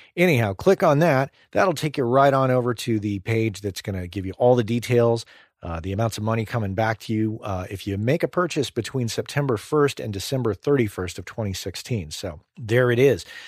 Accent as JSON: {"language": "English", "region": "New Mexico", "country": "United States", "tie": "born or raised there", "said": "I grew up in New Mexico"}